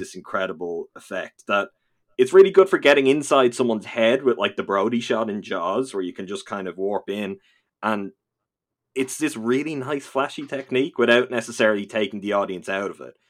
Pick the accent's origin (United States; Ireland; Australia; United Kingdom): Ireland; I am from this little dot of an island in the Atlantic Ocean that often gets forgotten about